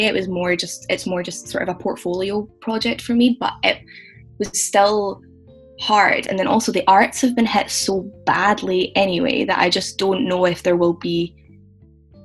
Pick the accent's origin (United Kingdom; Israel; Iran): United Kingdom; Edinburgh, Scotland; also born or lived in Glasgow; I'm from Edinburgh originally, that's where my parents live